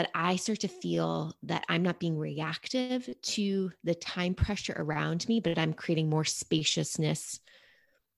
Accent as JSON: {"language": "English", "town": "New York City", "region": "New York", "country": "United States", "tie": "born or raised there", "moved": "yes", "said": "growing up in New York City"}